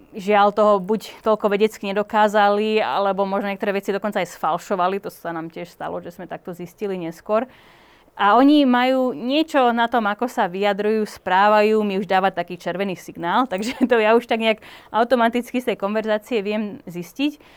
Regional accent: Slovakia; Tým, že som Slovenka

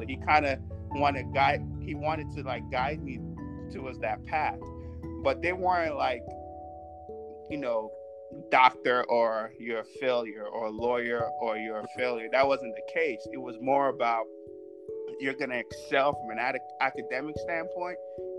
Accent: United States; I don't even remember Mexicans being in my community at that time on the school systems that I grew up in America.

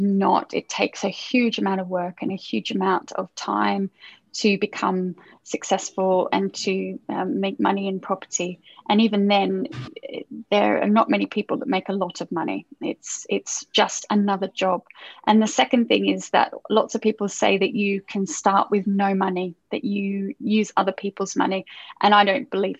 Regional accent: Australia; now in London, United Kingdom; I'm from Australia. So I would have to go back to Australia and see all my family

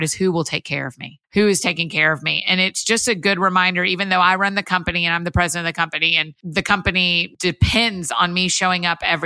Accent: Marietta, Georgia, United States; moved away as an adult; also born or lived in Athens, Georgia; now in Nashville, United States; up until 2008, I grew up outside of Atlanta in Marietta, Georgia, kind of Kennesaw, Woodstock area

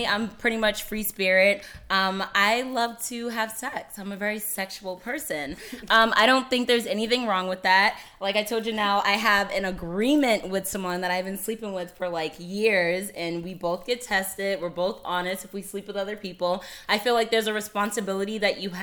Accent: the South, United States; I'm also from the South, my family's always like, you're 27, you're supposed to be married with kids at 18

